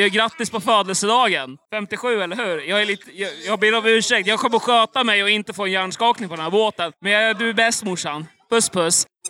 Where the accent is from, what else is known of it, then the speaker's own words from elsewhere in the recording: Södermanland, Sweden; now in Småland, Sweden; jag är från eh, Sörmland från början